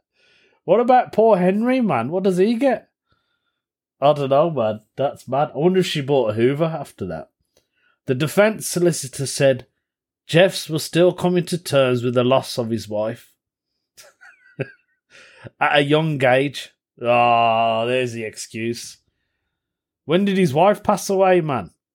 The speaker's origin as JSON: {"language": "English", "country": "United Kingdom", "said": "I'm Indian, British Indian"}